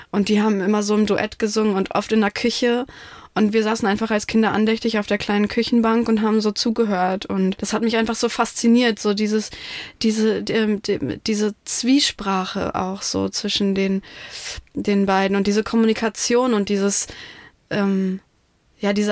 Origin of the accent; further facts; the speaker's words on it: Germany; first language Russian; German is a second language; ich bin schön in Beulenfeld geboren.